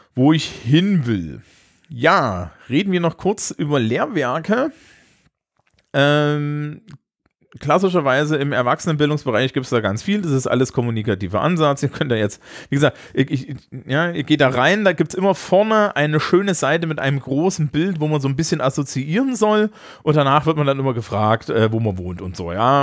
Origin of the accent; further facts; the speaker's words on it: Germany; also born or lived in Scotland; ich als Deutscher